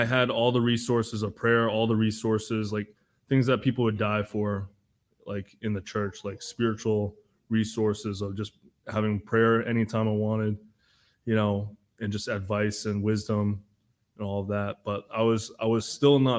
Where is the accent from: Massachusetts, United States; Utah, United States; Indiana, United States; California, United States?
Massachusetts, United States; I'm from Massachusetts